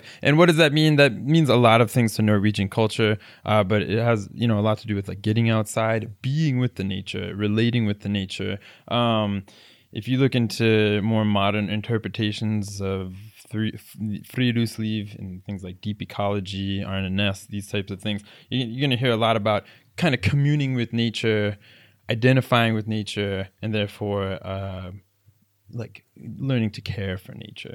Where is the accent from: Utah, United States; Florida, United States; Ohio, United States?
Florida, United States; South; moved away as an adult; also born or lived in Palm Beach County / South Korea / Germany; now in Oslo, Norway; I grew up in South Florida